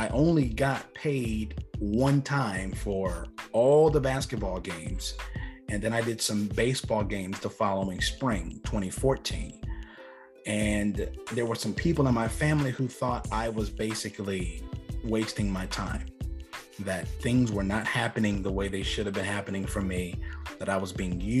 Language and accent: English; Marlboro County, South Carolina, United States; Marlboro County is a pretty impoverished, for the most part, county. There's not much there. We don't have a Target. We don't have a mall. We have one Walmart in the whole county.